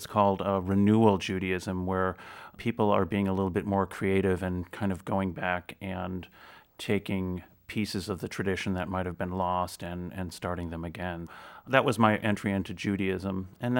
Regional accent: Chicago, Illinois, United States; I grew up in the Chicago area, so I attended a lot of great concerts that way.

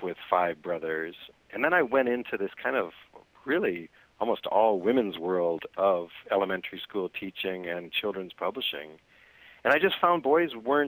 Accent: Michigan, United States; moved away as an adult; now in New York, United States; I grew up in Michigan

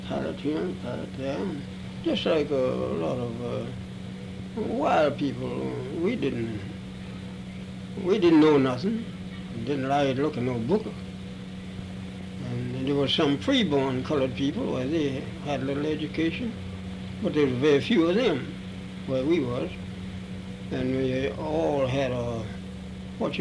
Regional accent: Charlottesville, Virginia, United States; I was born in Charlottesville, Virginia.

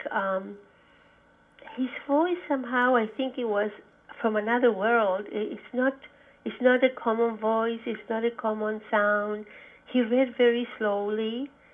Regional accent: Santiago, Santiago Metropolitan Region, Chile; now in United States; I grew up in in Santiago, Chile

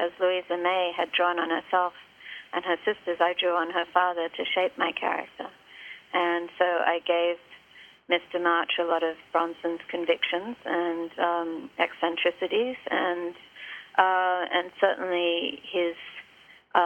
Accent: Australia; now in Martha's Vineyard, United States; when I was growing up in Australia in the 1960s

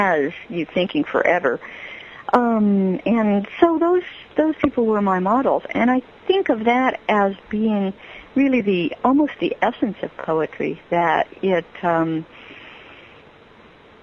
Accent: San Diego, California, United States; also born or lived in Berkeley / San Francisco; I grew up in San Diego

